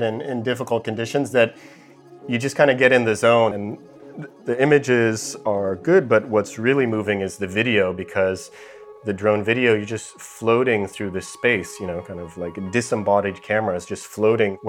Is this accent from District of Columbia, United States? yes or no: no; near Yosemite National Park, California, United States; I grew up near Yosemite National Park